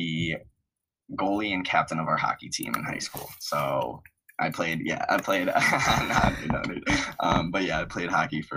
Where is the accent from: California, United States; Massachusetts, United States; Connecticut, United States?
Connecticut, United States; Wethersfield; I am from Wethersfield, Connecticut. It is right below Hartford